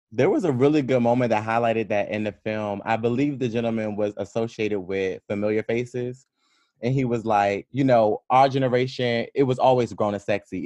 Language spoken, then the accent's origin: English; Prince George's County, Maryland, United States; I'm from actually Prince George's County